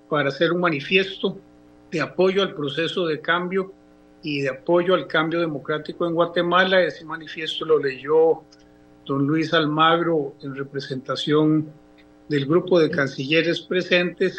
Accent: Costa Rica; como los costarricenses

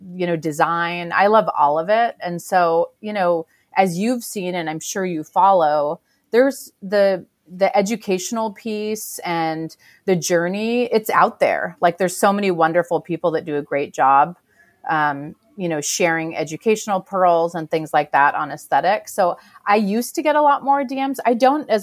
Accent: Seattle, Washington, United States; moved away as an adult; also born or lived in Santa Monica / Los Angeles; now in Portland, United States; I'm from Seattle, born and raised in Seattle

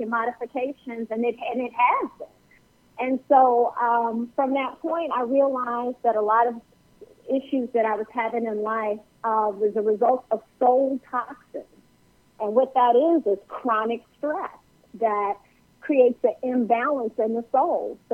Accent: Chicago, Illinois, United States; I grew up in Chicago

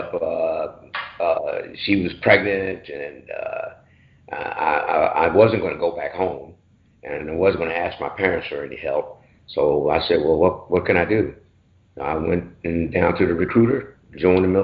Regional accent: Baltimore, Maryland, United States; moved away as an adult; I was from Baltimore

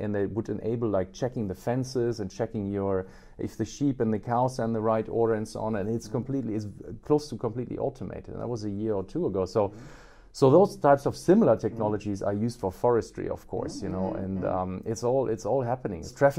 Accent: Australia; When I was in Australia, by the way, I'm Australian too.

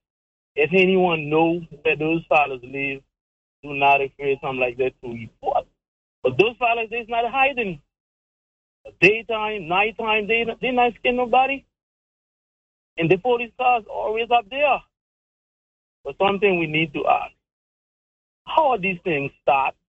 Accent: Haiti; moved away as an adult; now in Turks and Caicos Islands; I'm from Haiti. I live in Turkey from 2015

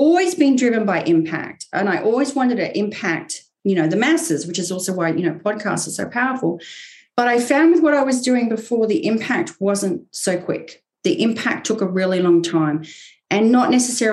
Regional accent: Queensland, Australia; moved away as an adult; also born or lived in England; now in United States; I was born in England, but I grew up in Australia

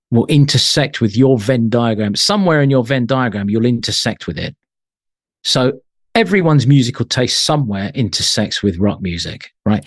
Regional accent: London, United Kingdom; I was born in London

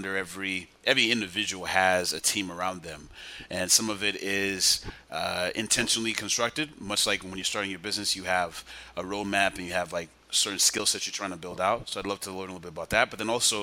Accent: Los Angeles, California, United States; I'm from Los Angeles

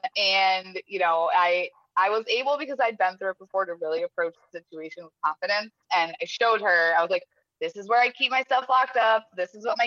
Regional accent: Connecticut, United States; moved away; also born or lived in California; I grew up in Connecticut

